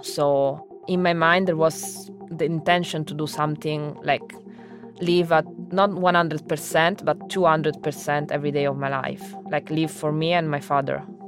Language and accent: English; Rome, Lazio, Italy; English is a second language; moved away as an adult; also born or lived in Oxford, England; I was born in Rome